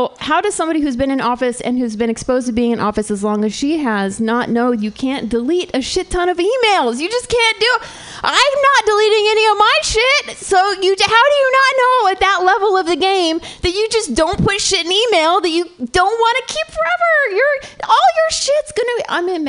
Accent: California, United States; I grew up in Southern California, which is right in between Palm Springs and LA.

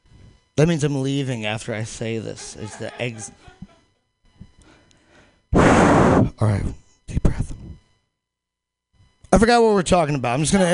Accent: Missouri, United States; I came out from Missouri, all right, where fucking people suffer.

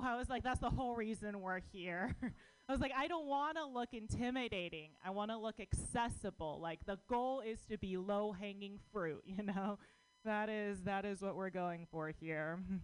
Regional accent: United States; born or raised there

